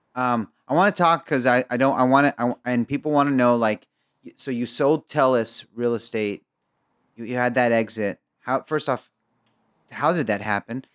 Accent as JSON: {"language": "English", "country": "Egypt", "said": "I'm Egyptian"}